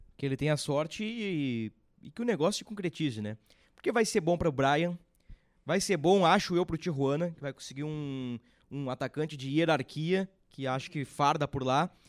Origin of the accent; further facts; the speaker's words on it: Gaúcho, Rio Grande do Sul, Brazil; nós gaúchos, nós da região sul